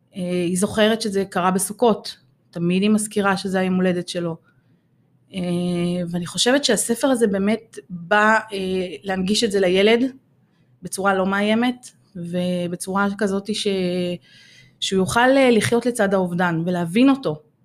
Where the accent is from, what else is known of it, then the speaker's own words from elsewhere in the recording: Ramla, Central District, Israel; בת שלושים ושש, הגעתי מרמלה